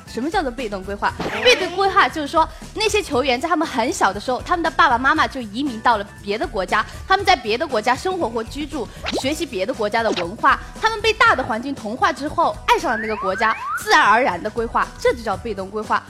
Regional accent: China; 我们中国十三亿人口的泱泱大国

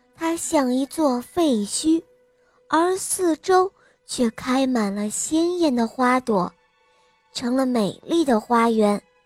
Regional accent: Nanchang, Jiangxi, China; 我今年五岁了，我来自江西南昌。

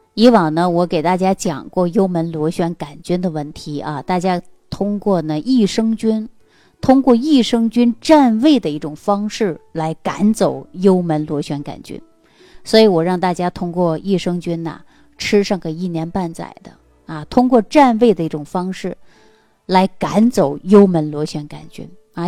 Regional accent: Northeast China, China; 因为在我们东北老家这个地方，很多农村地区呀，还没能普及到家家户户有自来水

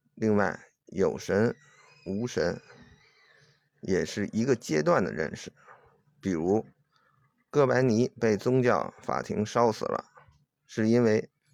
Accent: China; 我是中国人

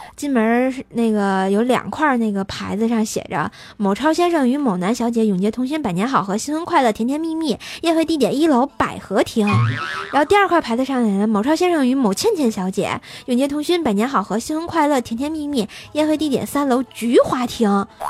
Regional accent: Tianjin, China; 我虽然不是唐山人，但是我老家是唐山呐。因为我是在天津生的嘛，我爷爷奶奶是从唐山大地震的时候搬到天津来的，所以算，也算半个唐山人了

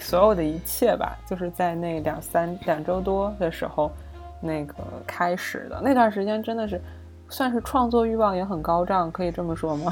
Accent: China; 我们中国人秉承的很多想法，其实是一个非常朴素的观念

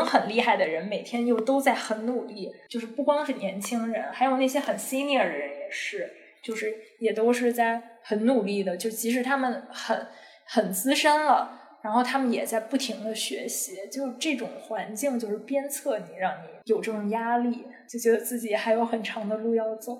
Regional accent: Beijing, China; moved away as an adult; now in Hong Kong; 像我是北京人

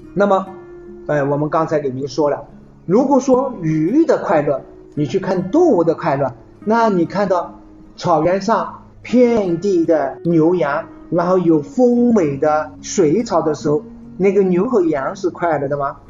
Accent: China; 我们中国人

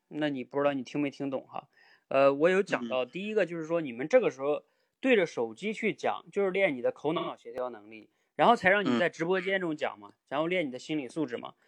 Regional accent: Jilin, China; now in Beijing, China; 我也是吉林人，我也在北京

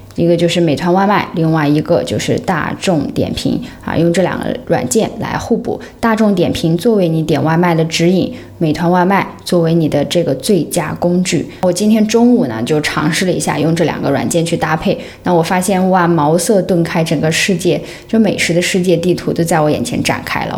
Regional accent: Xinjiang, China; now in Hong Kong; 像我们是新疆人啊

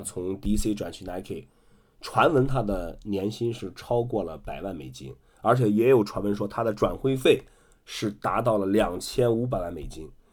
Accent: Qingdao, Shandong, China; 我也是山东的，我是山东青岛的

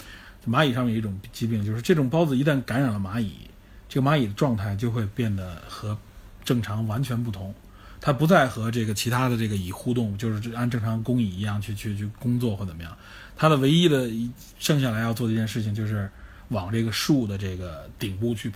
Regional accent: China; 这个东西其实大家我们中国人都很熟悉，都听说过。

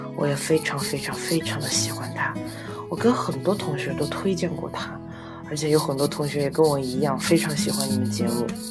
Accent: Sichuan, China; 我是来自四川的

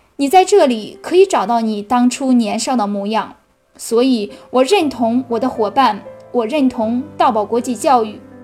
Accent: Cangzhou, Hebei, China; 我是来自河北沧州的

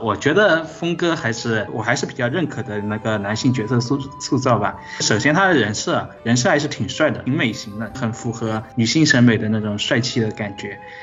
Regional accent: Guangzhou, Guangdong, China; 我来自广州，今年十二、十六岁

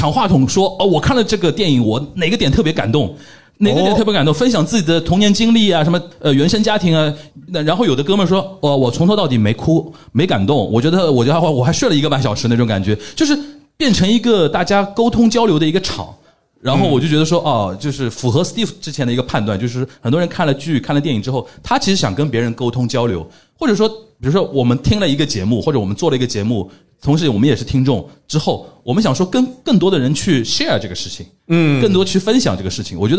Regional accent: Shanghai, China; 我们上海人

